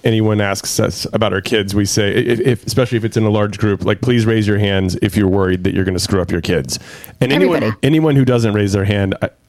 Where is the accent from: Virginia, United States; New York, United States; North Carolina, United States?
North Carolina, United States; Durham; I grew up in Durham, and the minor league Braves team was in Durham. So my dad used to take me to Durham Bulls games